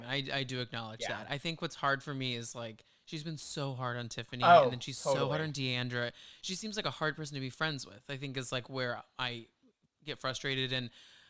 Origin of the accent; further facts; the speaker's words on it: Dallas, Texas, United States; growing up in the Dallas area, the Metroplex that where we grew up is very white.